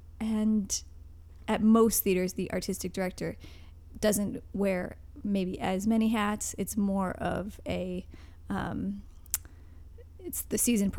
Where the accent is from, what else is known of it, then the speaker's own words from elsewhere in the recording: Newbury, Vermont, United States; moved away; also born or lived in New York; When I was little, I lived in Vermont.